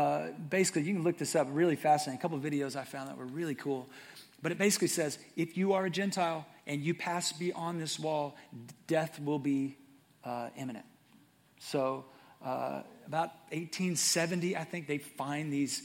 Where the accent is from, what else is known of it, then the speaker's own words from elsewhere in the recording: Atlanta, Texas, United States; I was born in Atlanta, Texas, which is near Texarkana